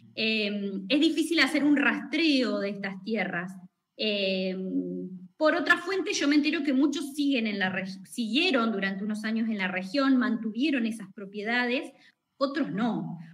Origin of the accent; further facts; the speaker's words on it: Buchardo, Córdoba, Argentina; yo soy de Buchardo, nacida y criada en, en la localidad de Buchardo, bien al sur, sur, sur de Córdoba